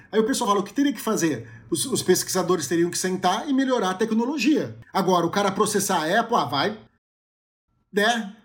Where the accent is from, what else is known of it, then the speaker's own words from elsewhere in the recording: Brazil; a gente é brasileiro